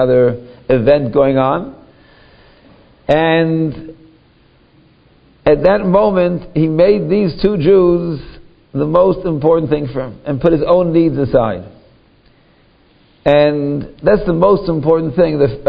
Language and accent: English; Toronto, Ontario, Canada; my hometown, Toronto